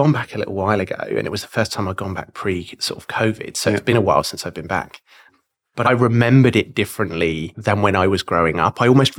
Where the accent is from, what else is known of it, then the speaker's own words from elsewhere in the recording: Southampton, South East England, United Kingdom; moved away as an adult; now in United States; I came from Southampton, where the Titanic sailed from.